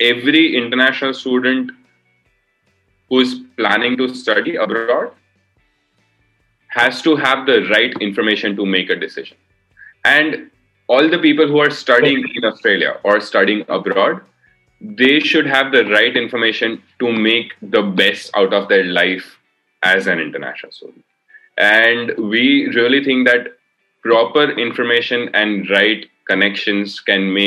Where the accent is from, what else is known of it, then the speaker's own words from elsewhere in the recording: India; I am from India.